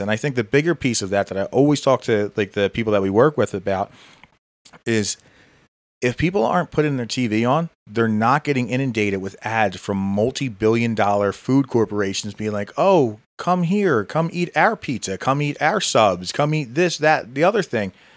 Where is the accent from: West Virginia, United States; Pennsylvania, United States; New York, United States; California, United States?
Pennsylvania, United States; Philadelphia; now in Hatboro, United States; growing up in Philly